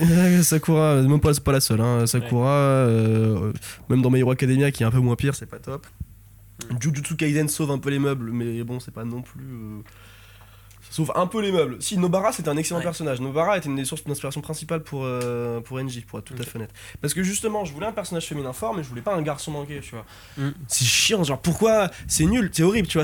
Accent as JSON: {"language": "French", "country": "France", "said": "on est français"}